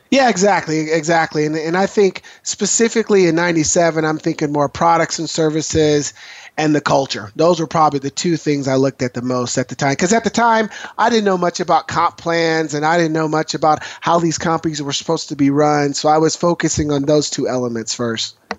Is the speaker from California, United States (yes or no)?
no; Portland, Oregon, United States; as a young man growing up in Northeast Portland